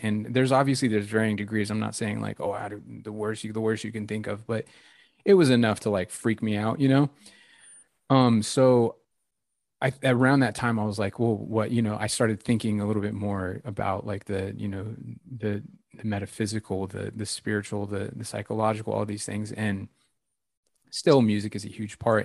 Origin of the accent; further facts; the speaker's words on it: Victorville, California, United States; moved away; my hometown of victorville middle of nowhere desert in california in the mojave